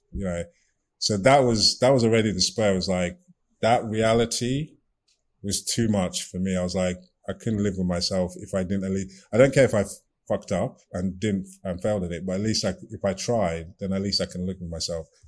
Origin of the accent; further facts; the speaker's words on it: Nigeria; also born or lived in United Kingdom; now in Maryland, United States; I'm from Nigeria